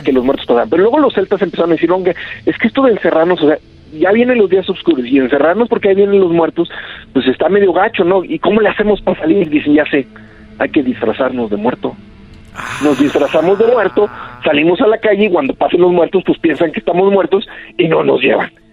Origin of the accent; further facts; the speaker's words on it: Rioverde, San Luis Potosí, Mexico; now in United States; yo recuerdo cuando era chiquito ahí en Río Verde